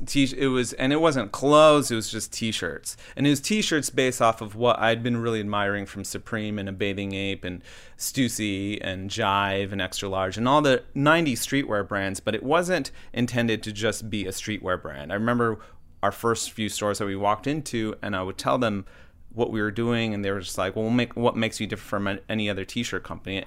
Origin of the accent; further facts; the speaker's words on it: Southern California, United States; also born or lived in Baltimore, Maryland; my parents moved to Southern California